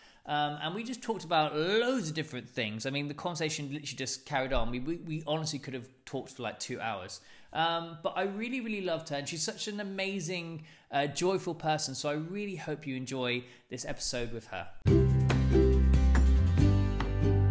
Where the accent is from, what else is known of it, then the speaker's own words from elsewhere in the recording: Plymouth, South West England, United Kingdom; my hometown in Plymouth